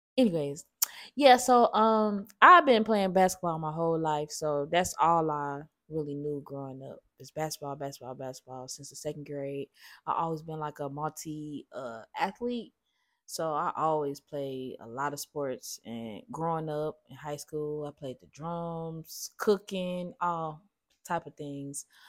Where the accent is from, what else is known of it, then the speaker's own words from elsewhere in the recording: Gary, Indiana, United States; growing up in Gary used to be freezing